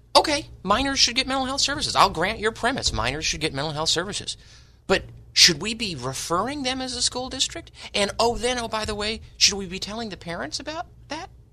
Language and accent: English; San Diego, California, United States; born and raised in East County, San Diego